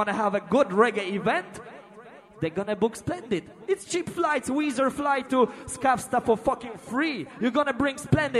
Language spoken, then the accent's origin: English; Wrocław, Lower Silesian Voivodeship, Poland; I come from Poland, a root boy area in a Breslau town from downtown.